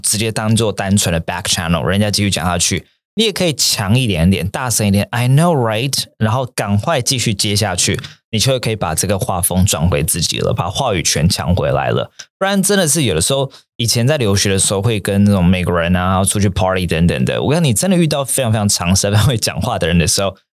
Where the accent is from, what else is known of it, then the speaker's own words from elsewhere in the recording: Taiwan; moved away as an adult; also born or lived in Japan; 那个时候大四回台湾的时候